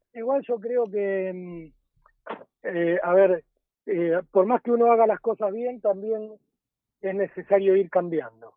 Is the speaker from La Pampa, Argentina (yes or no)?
no; Avellaneda, Buenos Aires Province, Argentina; soy de Avellaneda